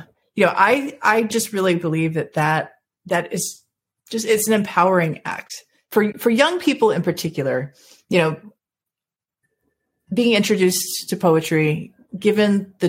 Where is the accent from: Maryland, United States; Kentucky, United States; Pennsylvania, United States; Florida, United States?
Florida, United States; born there; also born or lived in Georgia; because I was born in Florida. I've lived in Georgia longer than I've lived anywhere else at this point.